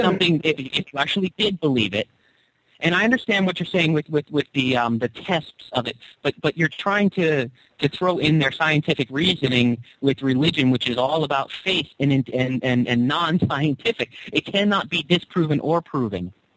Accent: United States; I grew up in the United States of America

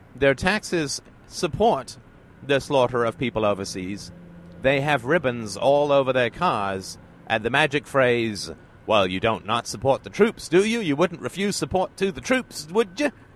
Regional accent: Ireland; now in Canada; I was born in Ireland, and I just happened to live in Canada

